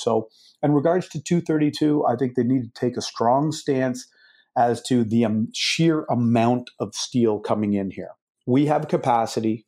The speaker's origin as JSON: {"language": "English", "country": "Canada", "said": "I am a Canadian, and I started my business in Canada"}